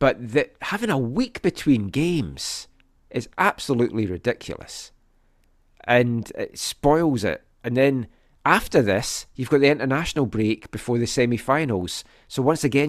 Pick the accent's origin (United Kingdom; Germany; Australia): United Kingdom; Scotland; born or raised there; now in Vancouver, Canada